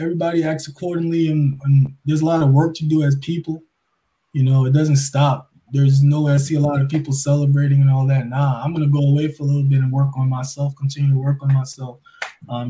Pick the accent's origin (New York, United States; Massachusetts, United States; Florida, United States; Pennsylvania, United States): New York, United States; I'm from New York